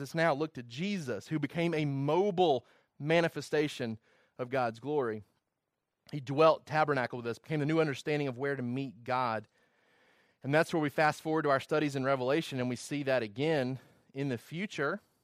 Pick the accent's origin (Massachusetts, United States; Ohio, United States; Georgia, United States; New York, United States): Georgia, United States; also born or lived in Virginia; I did not wanna lose my identity of being somebody from Georgia